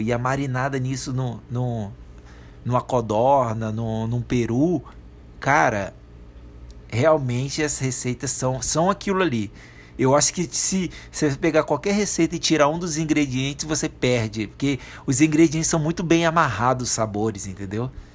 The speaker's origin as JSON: {"language": "Portuguese", "region": "Espírito Santo", "country": "Brazil", "tie": "born or raised there", "said": "Espírito Santo, cultura capixaba"}